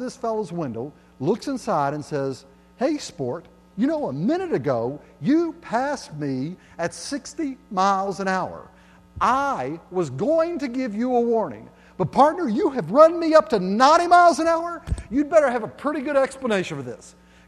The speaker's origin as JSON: {"language": "English", "region": "East Tennessee", "country": "United States", "tie": "born or raised there", "said": "I grew up over in East Tennessee where the good old boys love their good old cars"}